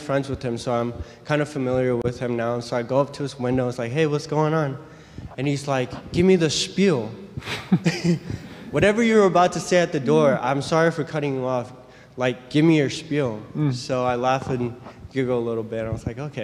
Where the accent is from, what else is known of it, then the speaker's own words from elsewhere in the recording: California, United States; I'm from California